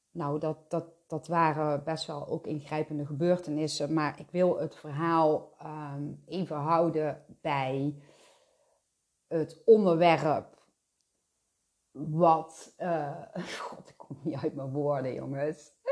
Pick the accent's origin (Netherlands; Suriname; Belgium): Belgium; En dat was wel een hele bekende zaak in eh, België, want we komen uit België.